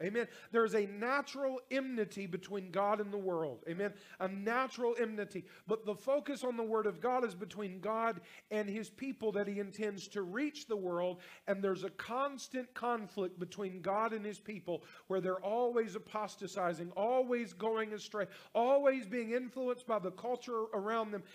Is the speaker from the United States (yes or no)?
yes; North Carolina, United States; now in Louisiana, United States; I'm from North Carolina, I live in Louisiana